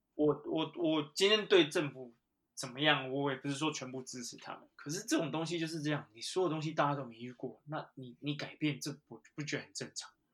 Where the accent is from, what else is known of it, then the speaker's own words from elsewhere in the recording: Taiwan; moved away as an adult; now in United Kingdom; 因为我也是台湾人，我们土生土长的